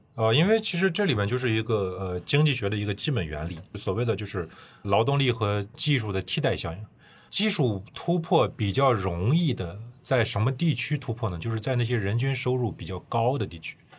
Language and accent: Chinese; China; 我们中国人